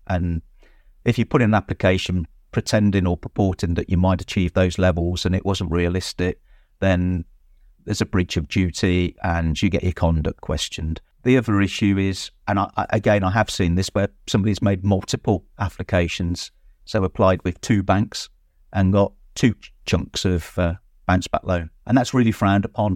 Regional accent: Droitwich, West Midlands, United Kingdom; I am actually born and bred in Droitwich

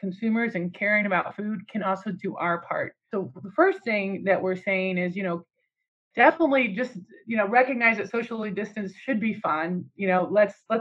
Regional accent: United States; me as an American

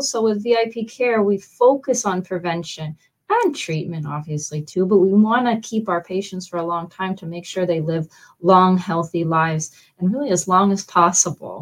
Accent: Canada; moved away as an adult; now in Fort Myers, United States; I'm actually from Canada.

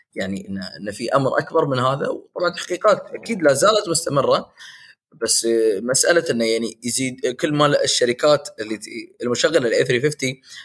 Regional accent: United Arab Emirates; عندنا في الامارات

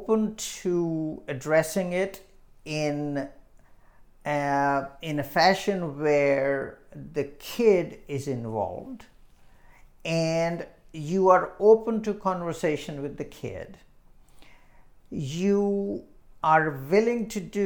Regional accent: India; now in Illinois, United States; When I was growing up in India

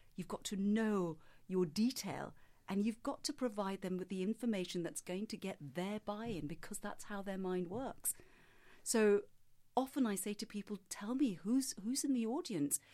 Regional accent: Singapore; I grew up in Singapore

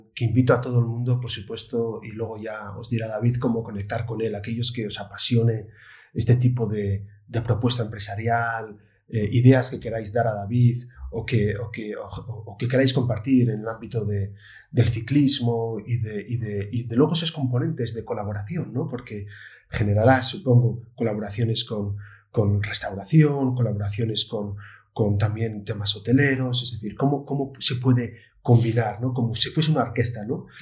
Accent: Oviedo, Asturias, Spain; yo que soy de Oviedo

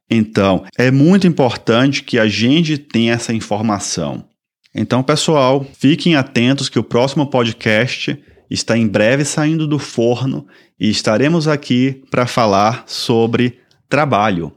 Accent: Salvador, Bahia, Brazil; moved away as an adult; also born or lived in São Paulo; now in Toronto, Canada; sou brasileiro, sou natural de Salvador, Bahia e resido aqui em Toronto

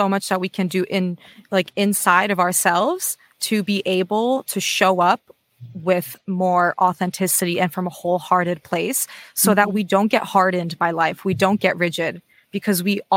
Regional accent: United States; now in Australia; I'm an American based in Australia at the moment

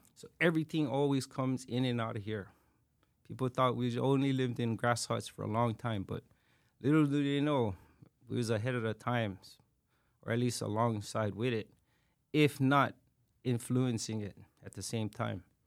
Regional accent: Honolulu, Hawaii, United States; I was born and raised on this island

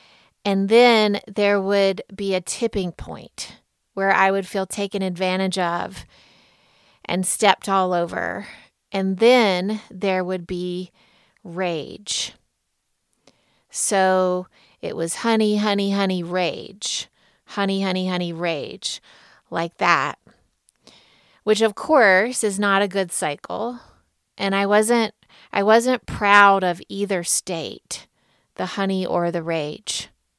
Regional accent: Deep South, United States; Growing up in the Deep South as I did, mostly I was taught to lead with honey, to be sweet, be good, don't make a stir, smooth it over

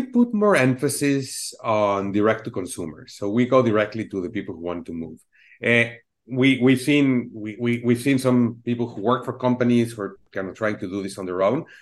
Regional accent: Mexico City, Mexico; now in United States; I'm originally from Mexico City

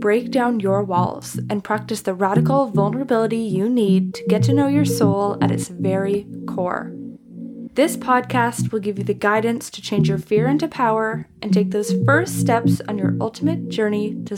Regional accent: Canada; moved away; I'm traveling in Canada and visiting my family right now

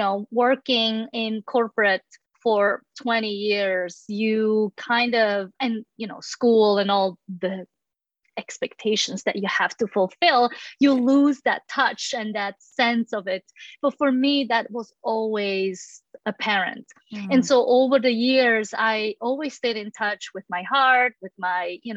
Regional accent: Switzerland; now in United States; I'm originally from Switzerland.

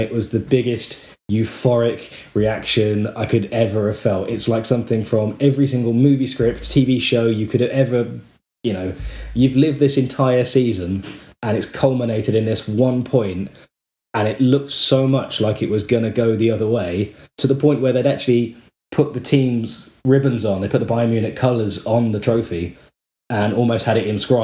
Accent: southern England, United Kingdom; accent: southern; moved away; also born or lived in Australia; you can tell that from my southern accent

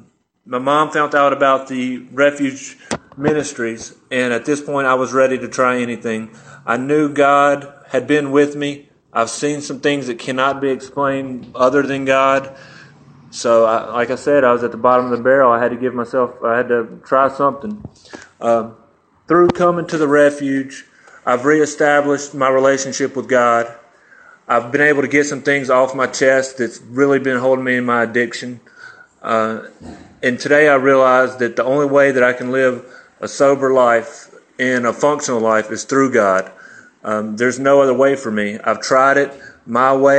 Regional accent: Jackson, Mississippi, United States; I'm from Jackson, Mississippi. I was born and raised with a good family

